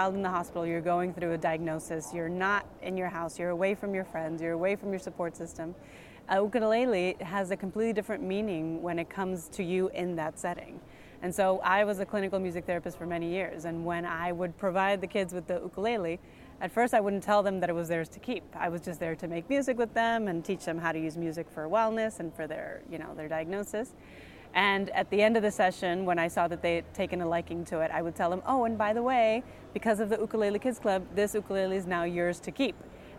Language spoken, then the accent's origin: English; Dominican Republic; also born or lived in United States; now in Mexico; So I live in Mexico. I am from Dominican Republic, and I lived many years in the United States, but recently I moved down to Mexico.